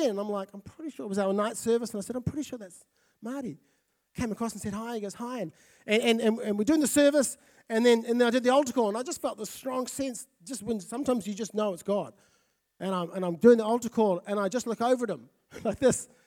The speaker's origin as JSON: {"language": "English", "town": "South Auckland", "region": "Auckland", "country": "New Zealand", "lives_now": "Napier, New Zealand", "said": "I'm originally from South Auckland, and uh, we've been in Napier for three years."}